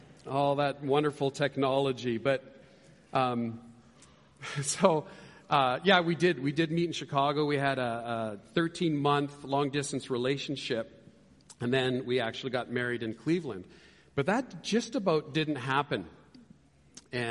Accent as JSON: {"language": "English", "country": "Canada", "moved": "yes", "said": "I'm from Canada"}